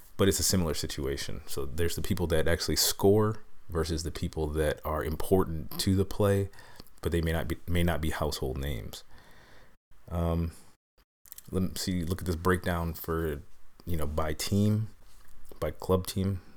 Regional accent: New York, United States; I'm a New Yorker

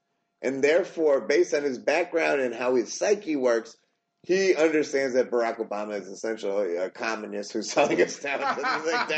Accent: United States; As a minority growing up in America

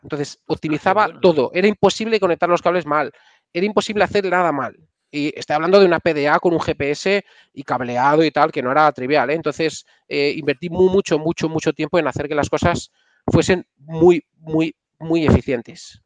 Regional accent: Castile and León, Spain; moved away; mi pueblo es un pueblo de entre Valladolid y Salamanca, que es, eh, se llama Laejos, es un pueblo súper pequeño

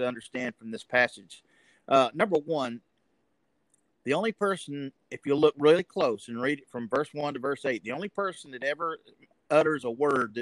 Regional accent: Enterprise, Alabama, United States; I'm now pastor at Lee Street Baptist Church in Enterprise, Alabama, my hometown

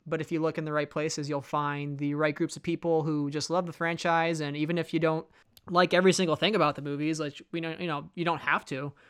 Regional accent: Chicago, Illinois, United States; moved away; I grew up in Chicago myself for, you know, thirteen to fourteen years

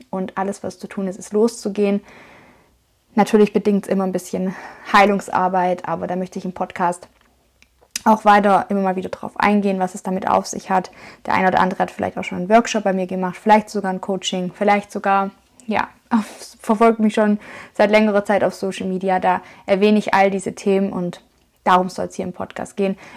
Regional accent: Schwäbisch Hall, Baden-Württemberg, Germany; Und ich komme aus dem Schwabenländle, ich komme aus Schwäbisch Hall. Das ist in der Nähe von Stuttgart in Baden-Württemberg, also im Süden von Deutschland.

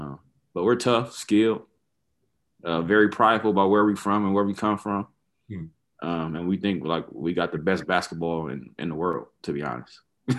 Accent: Compton, California, United States; moved away as an adult; also born or lived in Toronto, Canada; Grew up in Los Angeles. I mean, I'm born and raised in Compton, so in Los Angeles.

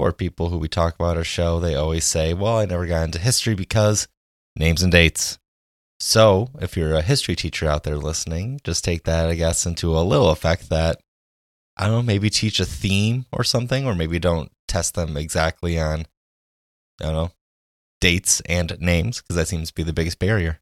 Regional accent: Jackson, Wisconsin, United States; Growing up in Jackson, Wisconsin

